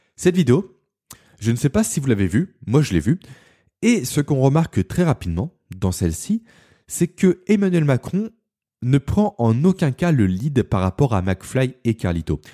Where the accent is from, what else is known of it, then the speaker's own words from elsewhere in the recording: Beaune, Bourgogne-Franche-Comté, France; also born or lived in Lyon / Belfort; Beaune qui est ma ville natale